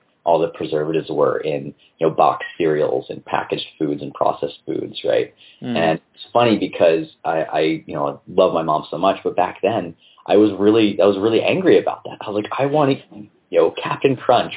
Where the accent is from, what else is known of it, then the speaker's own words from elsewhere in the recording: Colorado, United States; moved away as an adult; also born or lived in New York / Arizona; I grew up in a combination of Colorado and New York. And when I got to Colorado, I was like turning 9 years old